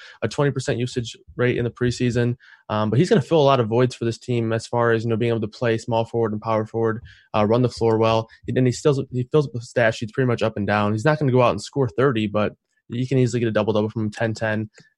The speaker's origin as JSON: {"language": "English", "region": "Michigan", "country": "United States", "said": "I'm from Michigan"}